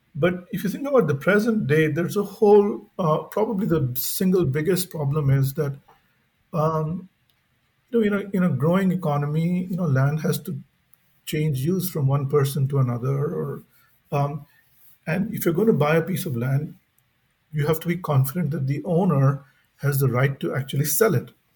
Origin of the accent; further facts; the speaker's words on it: India; growing up in India